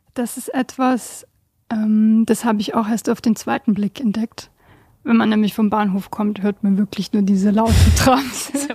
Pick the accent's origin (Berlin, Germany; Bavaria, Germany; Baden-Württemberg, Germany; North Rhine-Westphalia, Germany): Baden-Württemberg, Germany; Stuttgart; moved away as an adult; also born or lived in Bosnia; now in Basel, Switzerland; in all den Jahren als Stuttgarterin